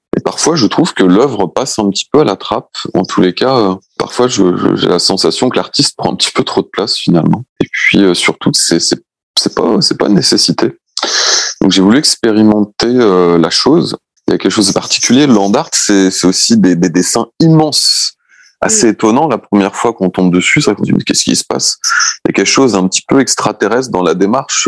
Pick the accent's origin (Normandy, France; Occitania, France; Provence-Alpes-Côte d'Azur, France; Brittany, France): Brittany, France; je suis breton, donc pour tout te dire, euh, j'ai grandi entouré de plages